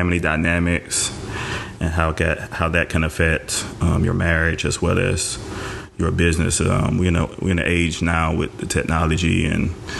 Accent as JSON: {"language": "English", "town": "Bogalusa", "region": "Louisiana", "country": "United States", "tie": "born or raised there", "also_born_or_lived": "Biloxi, Mississippi / New Orleans, Louisiana", "said": "Raised in Louisiana, Bogalusa."}